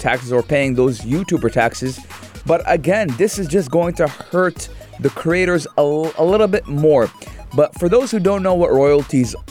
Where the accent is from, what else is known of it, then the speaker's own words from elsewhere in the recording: United States; moved away; I don't live in the United States, but I am American